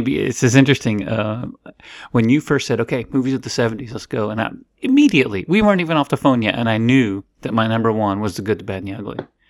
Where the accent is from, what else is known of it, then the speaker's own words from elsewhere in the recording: Florida, United States; I grew up in Florida